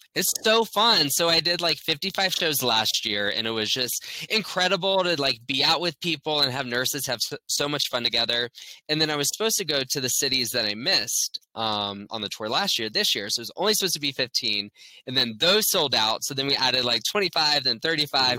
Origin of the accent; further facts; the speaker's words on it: Orlando, Florida, United States; I'm born and raised in Orlando. So I grew up here